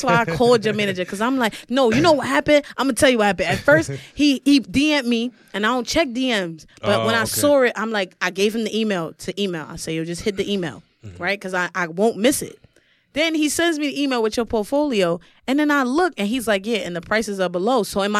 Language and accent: English; Brooklyn, New York, United States; I'm from Brooklyn, so you better put on.